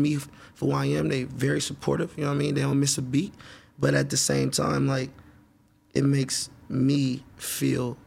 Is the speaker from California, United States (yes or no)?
yes; Oakland, California, United States; also born or lived in Atlanta; I'm from Oakland